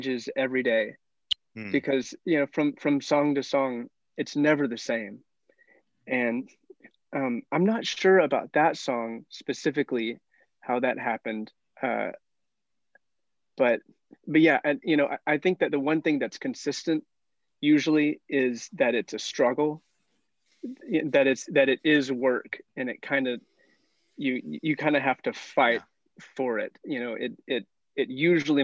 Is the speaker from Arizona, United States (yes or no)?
no; Arkansas, United States; moved away as an adult; He had a summer internship in my hometown in Arkansas